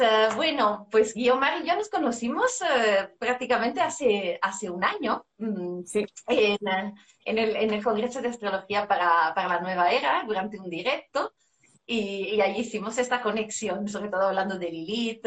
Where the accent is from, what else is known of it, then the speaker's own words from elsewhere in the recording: Italy; Spanish is a second language; now in Spain; como italiana en España